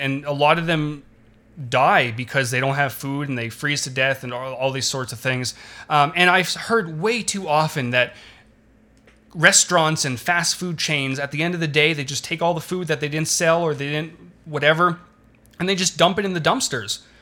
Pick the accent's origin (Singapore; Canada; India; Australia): Canada; I'm Canadian